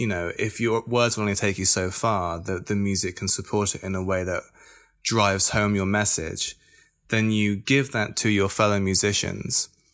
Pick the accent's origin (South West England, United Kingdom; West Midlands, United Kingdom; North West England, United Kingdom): South West England, United Kingdom; Bristol; I am a musician from Bristol